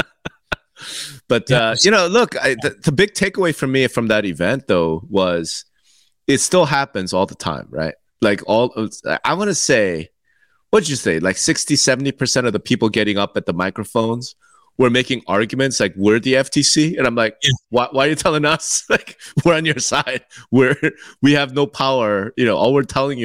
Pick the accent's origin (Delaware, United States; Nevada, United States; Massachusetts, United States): Nevada, United States; Las Vegas; in Las Vegas, in my hometown